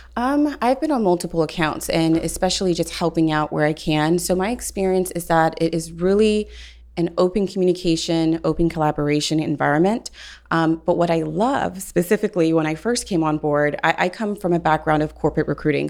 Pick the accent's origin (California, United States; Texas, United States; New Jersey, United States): Texas, United States; Houston; I'm from Houston, Texas, been recruiting for oil and gas